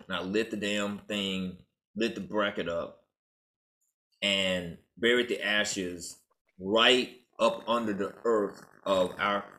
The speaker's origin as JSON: {"language": "English", "town": "Memphis", "region": "Tennessee", "country": "United States", "moved": "yes", "lives_now": "New Orleans, United States", "said": "I'm from Memphis."}